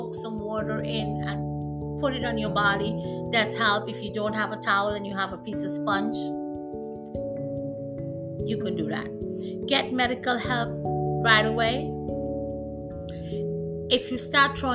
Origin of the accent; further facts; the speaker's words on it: Trinidad & Tobago; moved away; I'm from Trinidad, and we can be really, really hot down there